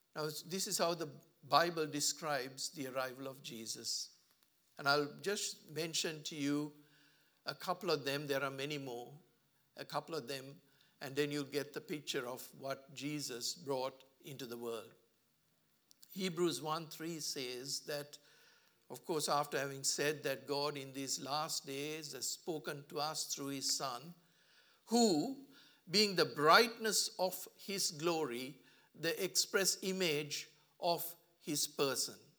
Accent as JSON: {"language": "English", "country": "Sri Lanka", "moved": "yes", "lives_now": "Australia", "said": "I come from a country where, um, Sri Lanka, sorry, I came from a country, I should say, I'm now an Australian"}